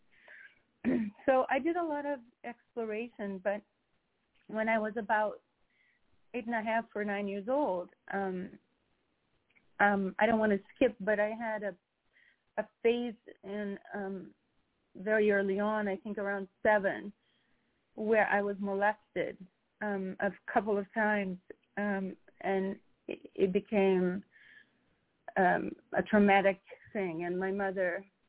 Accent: Rio de Janeiro, Brazil; moved away; growing up in Brazil I grew up very freely

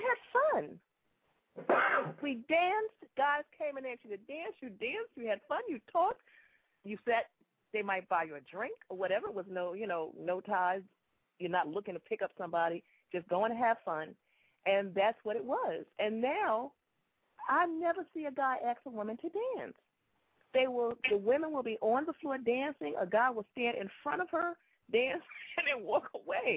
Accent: New York, United States; moved away; I'm from New York originally

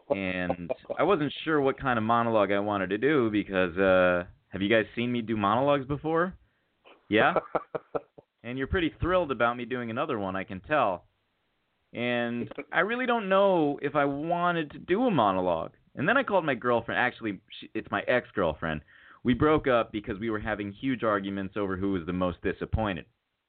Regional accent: Arizona, United States; also born or lived in Chicago; I was born in Chicago, raised in Arizona. I moved to Arizona when I was 3 years old because my brother had asthma.

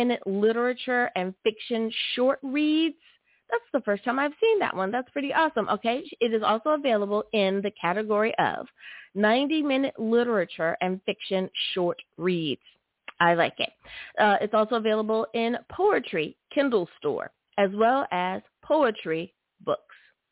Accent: United States; my home country, good old US

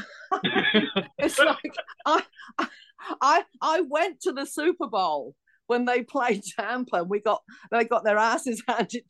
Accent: London, United Kingdom; accent: Cockney; moved away as an adult; also born or lived in United States; this Cockney accent come out from the East End of London

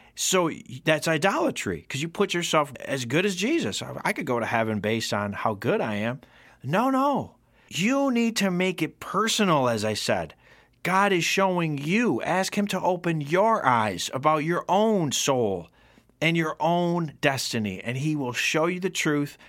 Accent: Rome, New York, United States; my hometown of Rome, New York.

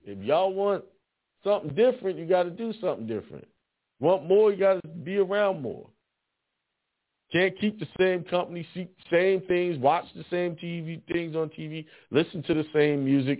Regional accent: Bronx, New York, United States; also born or lived in Brooklyn; I was born in the Bronx and lived in Edenwall Projects for a good time.

